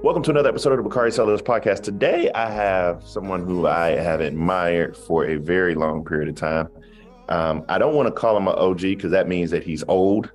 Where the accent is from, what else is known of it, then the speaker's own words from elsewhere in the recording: Denmark, South Carolina, United States; I'm from Denmark, South Carolina